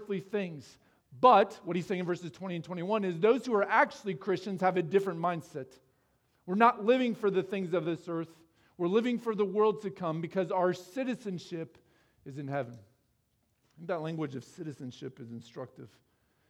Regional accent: Iowa, United States; moved away as an adult; also born or lived in Texas; I grew up in Iowa.

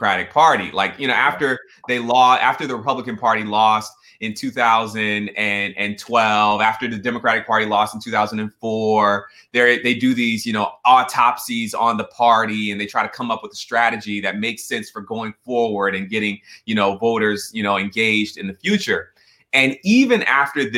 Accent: Atlanta, Georgia, United States; Growing up in Atlanta

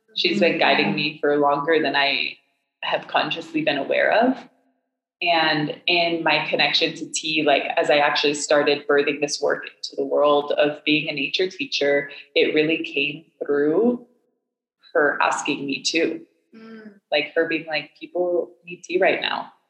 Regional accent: Hong Kong; also born or lived in Miami; now in Boulder, United States; I grew up in Hong Kong, and I um, I moved there when I was five

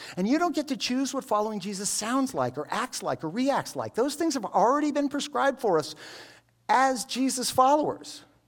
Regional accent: United States; I'm an American Jew, but I, I grew up here in American culture

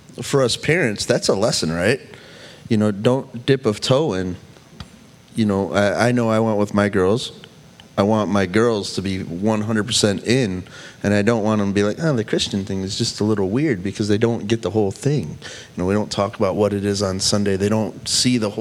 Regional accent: Saginaw, Michigan, United States; I grew up in Saginaw

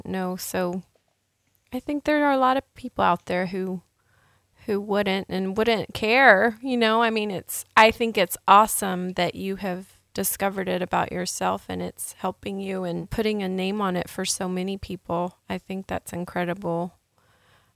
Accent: San Jose, California, United States; I grew up in San Jose.

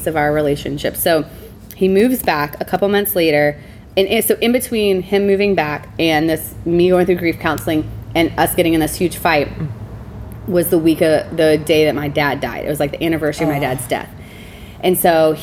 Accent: Alabama, United States; now in Seattle, United States; I grew up in Alabama

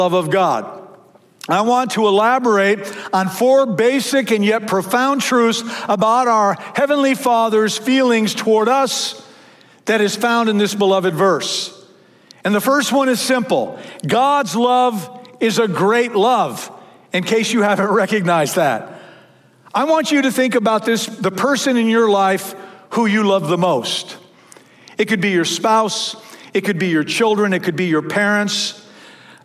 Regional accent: Michigan, United States; moved away; I grew up in Michigan.

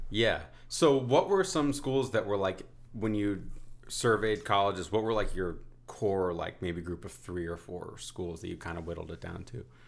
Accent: New Haven, Connecticut, United States; I grew up in New Haven

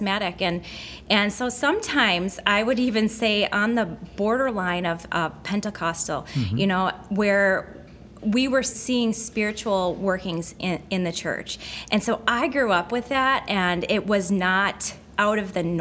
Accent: Stoughton, Wisconsin, United States; I grew up here in the area. I'm just over the road in Stoughton, is my hometown.

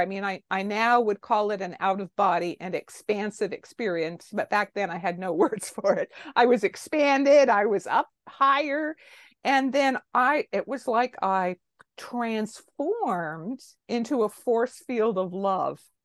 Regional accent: Toronto, Ontario, Canada; I am, uh, born and raised in Toronto, Canada

